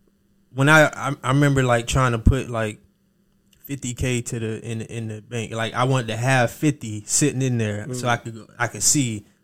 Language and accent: English; Miami, Florida, United States; moved away as an adult; also born or lived in Jacksonville; I'm from Miami. So a lot of people think, you know, I don't know what the hell they think. They think from Jacksonville, New York. I don't know, but I'm from Miami. So when I came to Jacksonville, that was like 2002 on a scholarship.